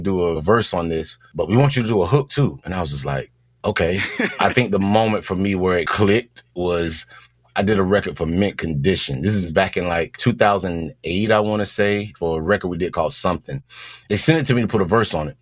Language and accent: English; the South, United States; growing up in the South, you had to go to church